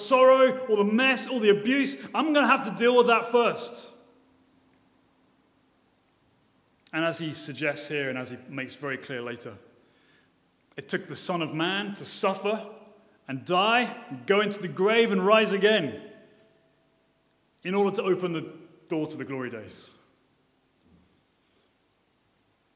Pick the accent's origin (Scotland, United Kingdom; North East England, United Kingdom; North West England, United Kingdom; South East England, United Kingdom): South East England, United Kingdom; Brighton; I'm from Brighton